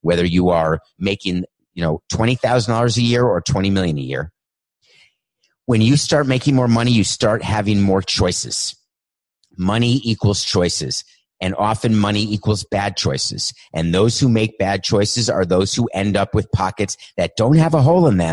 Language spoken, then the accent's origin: English; New York City, New York, United States; also born or lived in Milwaukee, Wisconsin; I grew up in Milwaukee for a few years, then New York City